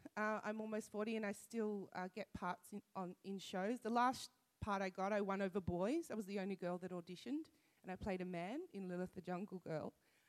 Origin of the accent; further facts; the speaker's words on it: Campbelltown, New South Wales, Australia; I'm from Campbelltown.